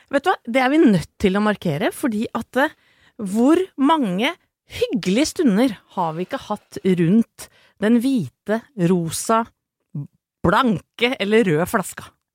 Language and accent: Norwegian; Åsgårdstrand, Vestfold, Norway; jeg er fra Åsgårdstrand